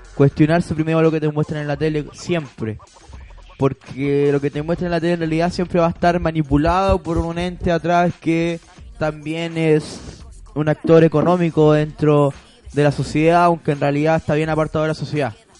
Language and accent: Spanish; Chile